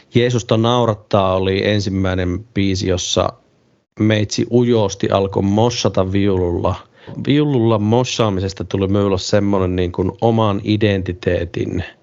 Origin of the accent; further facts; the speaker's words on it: Ilomantsi, North Karelia, Finland; mä oon Ilomantsista Itä-Suomesta kotoisin